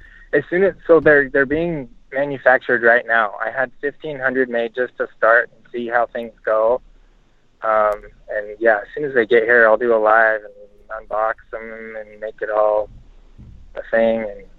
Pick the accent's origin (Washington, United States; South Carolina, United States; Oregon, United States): Oregon, United States; now in Texas, United States; No, I'm from Oregon.